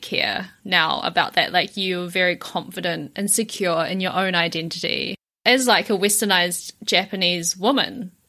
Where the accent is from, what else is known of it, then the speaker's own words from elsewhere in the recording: New Zealand; I grew up in New Zealand from such a young age, even when I speak Mandarin, it's very kind of westernized. Even like people tell me that I speak with an accent